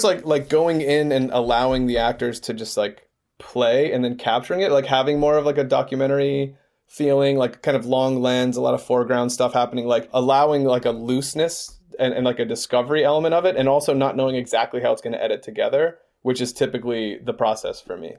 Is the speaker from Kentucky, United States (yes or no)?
no; Georgia, United States; moved away as an adult; now in Los Angeles, United States; We are from Georgia. We grew up in Georgia.